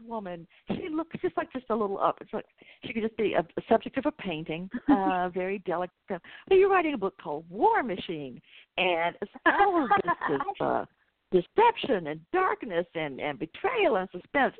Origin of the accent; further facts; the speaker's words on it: Atlanta, Georgia, United States; I'm from Atlanta